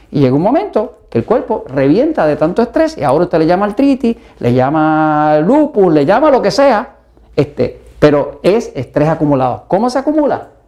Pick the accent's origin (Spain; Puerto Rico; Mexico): Mexico; ¿Y qué como mexicano todos los días? Maíz.